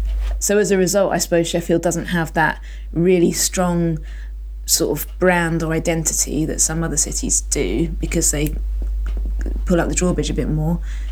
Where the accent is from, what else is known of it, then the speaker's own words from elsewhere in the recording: Isle of Man; I grew up on the Isle of Man, which not a particularly open place for people to turn up. As I grew up, I moved there when I was 14